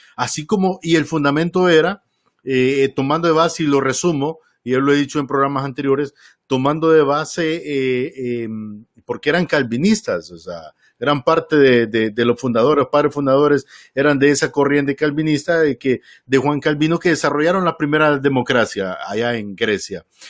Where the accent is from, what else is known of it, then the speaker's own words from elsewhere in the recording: Honduras; tenía muchos años de no escuchar radio eh, tradicional en mi país, el otro día camino al trabajo iba escuchando una de las emisoras, no me acuerdo si era Radio América o HRN